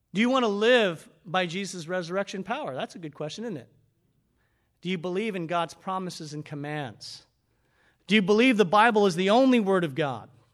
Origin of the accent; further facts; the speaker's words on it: United States; we were raised up in America